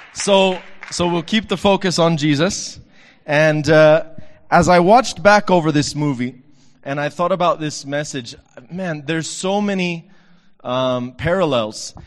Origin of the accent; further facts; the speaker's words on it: Texas, United States; from my hometown, Texas